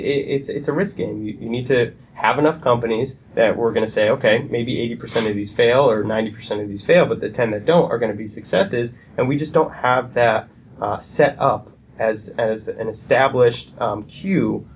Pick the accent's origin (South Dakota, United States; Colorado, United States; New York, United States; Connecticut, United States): Connecticut, United States; I grew up in Connecticut. I moved here when I was about four